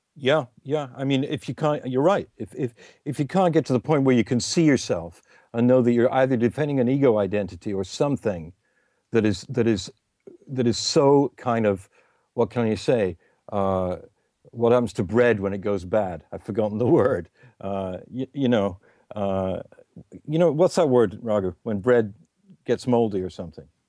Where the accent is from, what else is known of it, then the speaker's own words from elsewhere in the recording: England, United Kingdom; It's just me being English.